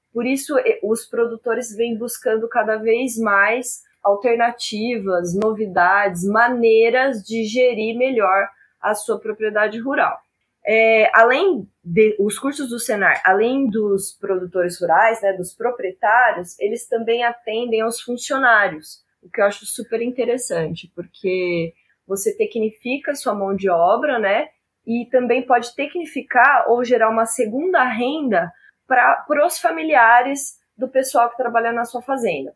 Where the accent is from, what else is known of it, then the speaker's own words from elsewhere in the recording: Araçatuba, São Paulo, Brazil; now in Campo Grande, Brazil; eu sou do interior de São Paulo, né? Sou nascida em Araçatuba, apesar de hoje eu morar em Campo Grande